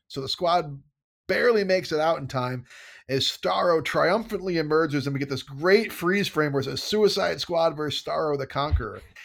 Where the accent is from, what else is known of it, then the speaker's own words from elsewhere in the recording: United States; I'm an American